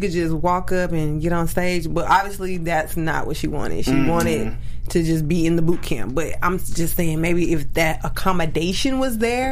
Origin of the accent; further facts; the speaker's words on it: the South, United States; I'm from the South